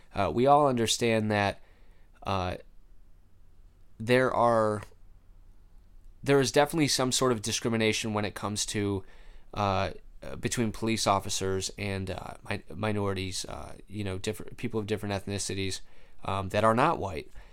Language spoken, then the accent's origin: English; Rochester, United States; my hometown, uh, Rochester.